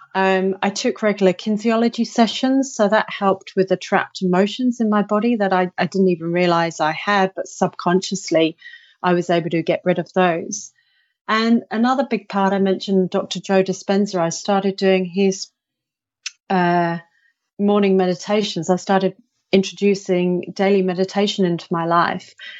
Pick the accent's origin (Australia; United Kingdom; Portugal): United Kingdom; I'm I'm British.